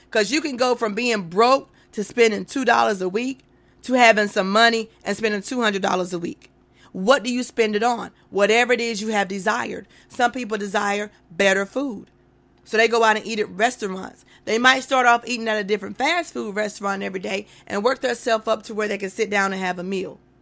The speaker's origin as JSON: {"language": "English", "region": "North Carolina", "country": "United States", "said": "I'm from North Carolina"}